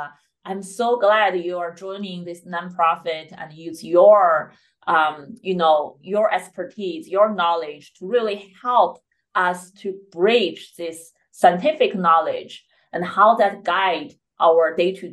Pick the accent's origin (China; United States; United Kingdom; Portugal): China; moved away; I grew up in China